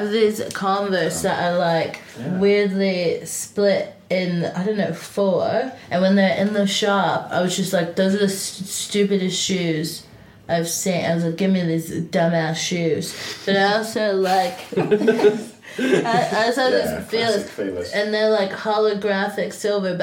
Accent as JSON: {"language": "English", "country": "United States", "moved": "yes", "lives_now": "London, United Kingdom", "said": "I'm from America"}